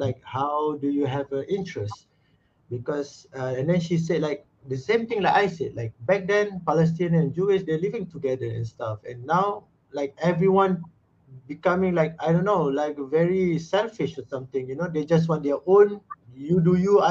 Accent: Malaysia; also born or lived in Netherlands; I'm from Malaysia, South Asia.

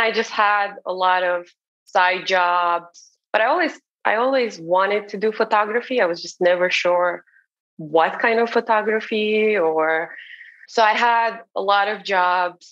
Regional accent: Romania; moved away as an adult; now in Martha's Vineyard, United States; I'm originally from Romania, from a small town in Romania

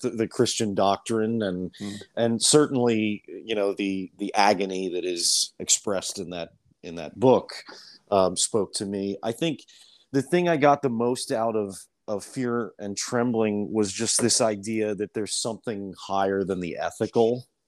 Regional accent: Lancaster, Pennsylvania, United States; moved away as an adult; also born or lived in New York; I grew up in Lancaster. Um, I grew up in the, the city

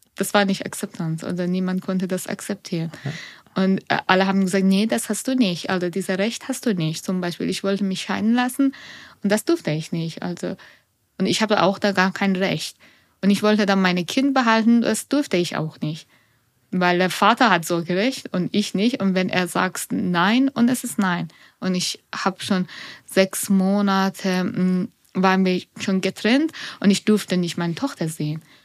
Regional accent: Iran; German is a second language; now in Nuremberg, Germany; ich bin schon in Iran geboren und aufgewachsen

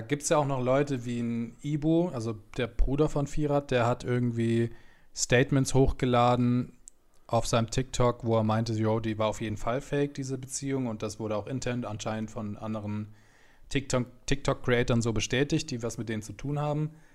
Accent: Munich, Bavaria, Germany; ich komme aus München

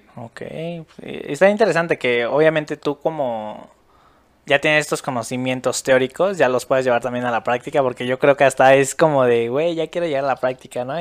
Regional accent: Mexico; nosotros como mexicanos

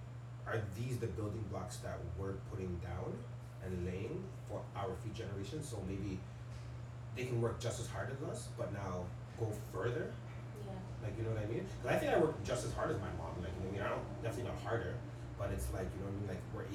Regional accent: Canada; because as much as like we're from Canada, like I'm an immigrant, my parents are immigrants

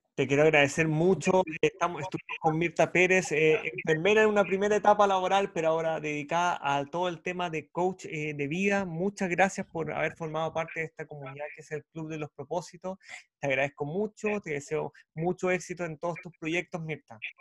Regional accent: Chile

